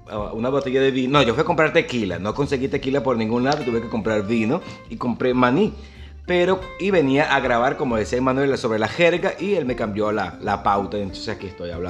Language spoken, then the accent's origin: Spanish; Maturín, Monagas, Venezuela; lo que pasa es que yo soy docente también y vengo desde Maturín y yo trabajaba en una escuela bolivariana